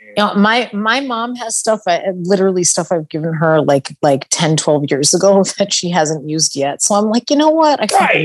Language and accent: English; Long Island, New York, United States; moved away; also born or lived in Midwest; growing up in New York, I definitely thought that because I grew, you know, grew up on Long Island